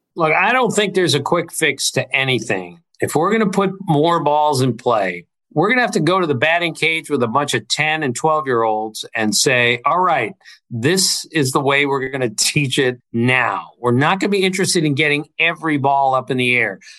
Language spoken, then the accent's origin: English; Bethesda, Maryland, United States; Bethesda, my hometown